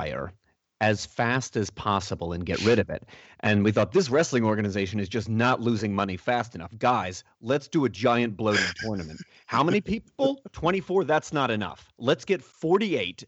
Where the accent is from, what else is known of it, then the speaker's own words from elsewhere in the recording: United States; as an American in the 80s